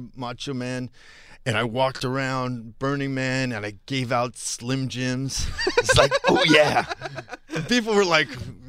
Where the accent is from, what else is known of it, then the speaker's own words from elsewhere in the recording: Virginia, United States; born there; I was born in Virginia.